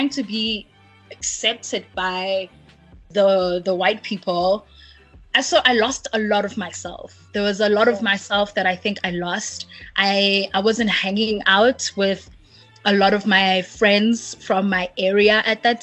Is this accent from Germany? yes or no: no; Cape Town, Western Cape, South Africa; I'm from Cape Town